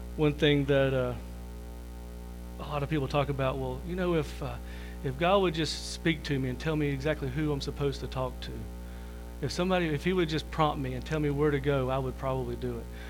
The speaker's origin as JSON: {"language": "English", "town": "Liberty", "country": "United States", "tie": "born or raised there", "said": "I was born and raised here in Liberty. Most everybody knows me here"}